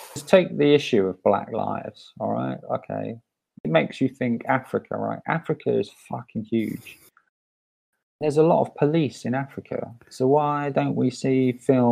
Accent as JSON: {"language": "English", "country": "United Kingdom", "said": "being born British"}